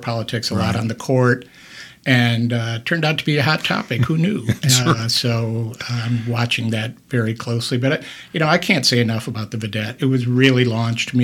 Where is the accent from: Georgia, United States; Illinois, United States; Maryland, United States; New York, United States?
Illinois, United States; Ottawa; moved away as an adult; also born or lived in Kankakee, Illinois / Fort Lauderdale, Florida / Washington; I was born in Ottawa. I didn't really want to work at the hometown paper